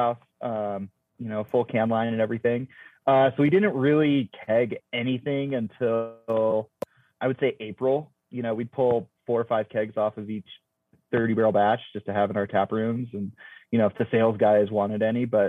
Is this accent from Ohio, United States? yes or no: yes; Ohio, United States; moved away as an adult; also born or lived in Fort Collins, Colorado / Bend, Oregon; now in Reno, United States; I grew up in Ohio and like joined the Coast Guard and moved